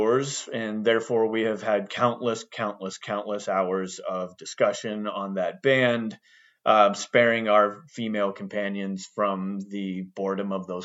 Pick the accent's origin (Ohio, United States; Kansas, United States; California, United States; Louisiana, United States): Ohio, United States; moved away as an adult; also born or lived in Cincinnati, Ohio; now in Seattle, United States; I grew up in Ohio